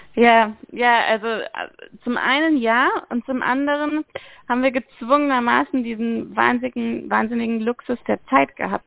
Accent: Freiburg, Baden-Württemberg, Germany; moved away as an adult; also born or lived in Amsterdam / Barcelona; also ich komme ursprünglich aus Freiburg, ich komme aus dem Dreisamtal

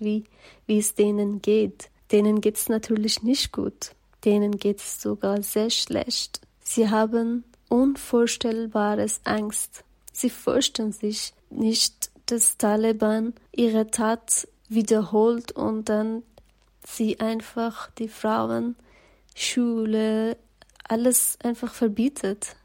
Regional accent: Afghanistan; German is a second language; now in Germany; wieder nach meinem Heimatland

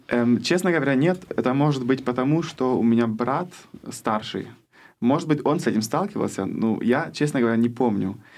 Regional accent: Germany; first language German and Russian; also born or lived in Kherson, Ukraine; я из Германии, но родился в Украине

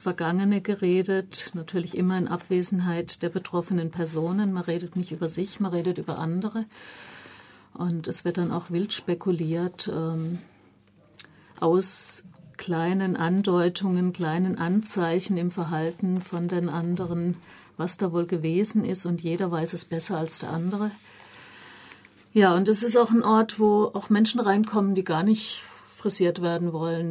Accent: Germany; mir als Deutsche

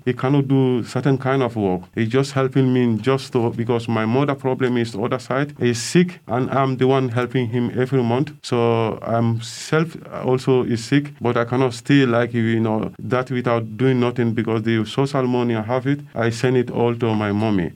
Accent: Gambia; English is a second language; moved away as an adult; now in Waldkirch, Germany; I come from Gambia. I come here 2009 and I'm living in Valkes, Köln

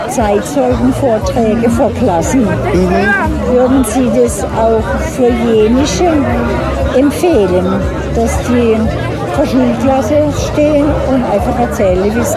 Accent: Ichenhausen, Bavaria, Germany; komme aus Liechenhausen.

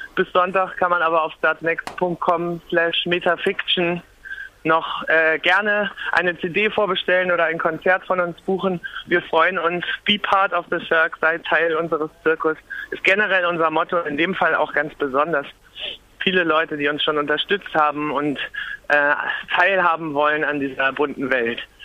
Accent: Lübeck, Schleswig-Holstein, Germany; now in Berlin, Germany; Ich komme aus Lübeck, direkt von der Ostsee

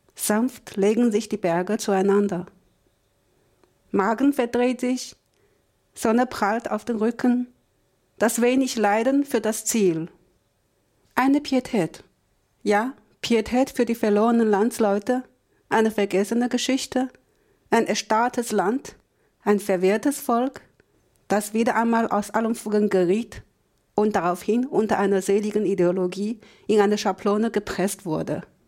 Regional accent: China; Als Chinesin

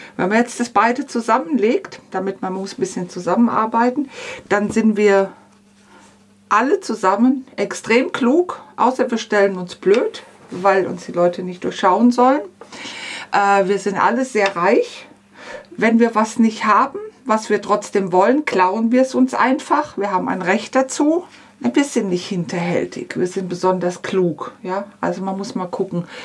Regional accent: Upper Swabia, Baden-Württemberg, Germany; ich bin 1960 geboren, ich bin in Oberschwaben aufgewachsen, eine sehr konservative Gegend

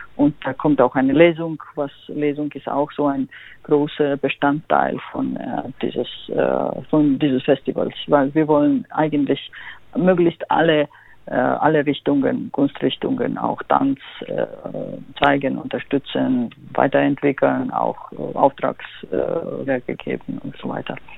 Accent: Georgia; German is a second language; now in Freiburg, Germany; ich komme, wie Sie sagten, aus Georgien und ich habe dort auch so schwierige Zeiten erlebt

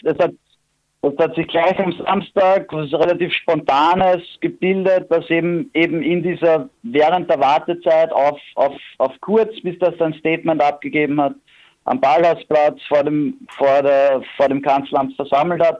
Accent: Vienna, Austria; bei uns in Wien

